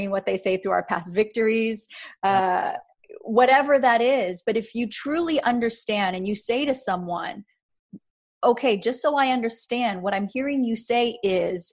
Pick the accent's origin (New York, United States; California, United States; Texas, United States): California, United States; Riverside; I grew up in Riverside